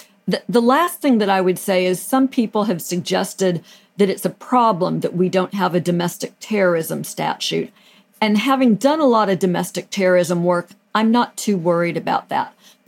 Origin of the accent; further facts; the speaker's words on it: Pasadena, California, United States; I grew up in the Pasadena area, which is just next door to Monrovia.